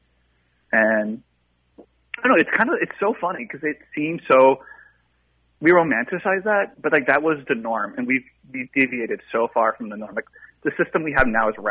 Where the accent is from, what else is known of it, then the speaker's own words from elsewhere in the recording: Cedar Rapids, Iowa, United States; I grew up in Cedar Rapids, and like all the apple orchards of my youth are just gone.